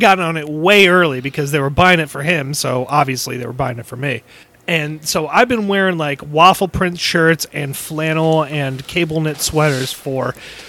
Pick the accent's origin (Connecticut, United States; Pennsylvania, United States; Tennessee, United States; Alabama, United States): Connecticut, United States; I grew up in Connecticut